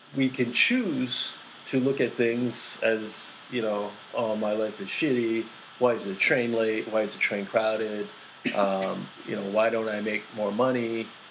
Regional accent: East Coast, United States; I grew up in the East Coast. So, in the East Coast, uh, where I grew up was predominantly Korean Americans.

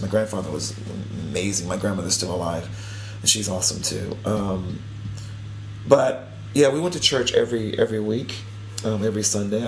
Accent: Spartanburg, South Carolina, United States; moved away; I grew up in South Carolina

